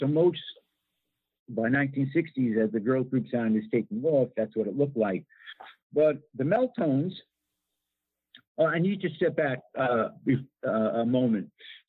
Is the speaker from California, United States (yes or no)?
no; Levittown, New York, United States; my hometown of Levittown, New York